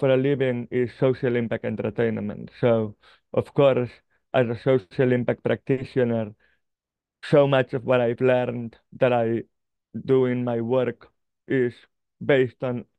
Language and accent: English; Barcelona, Catalonia, Spain; I grew up in Barcelona